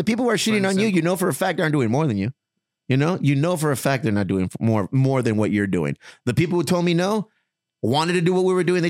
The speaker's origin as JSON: {"language": "English", "town": "San Diego", "region": "California", "country": "United States", "said": "See, we're all here from the fucking South Bay. We're all from San Diego. We're all from the community."}